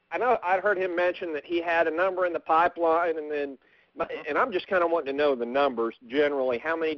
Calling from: Oklahoma, United States; in Oklahoma.

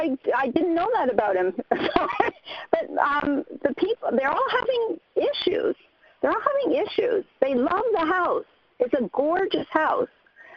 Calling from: Minnesota, United States; from Minnesota.

